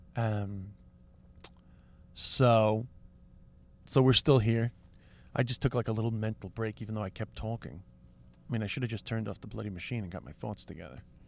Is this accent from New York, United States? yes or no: yes; New York City, New York, United States; also born or lived in Lower East Side, New York; I'm sort of like a working class kid from Queens